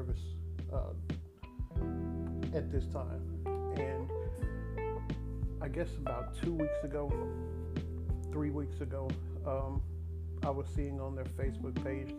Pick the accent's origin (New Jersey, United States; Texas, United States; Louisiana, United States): Texas, United States; Dallas; also born or lived in Mesquite, Texas / Houston, Texas; when I moved from Dallas to Mesquite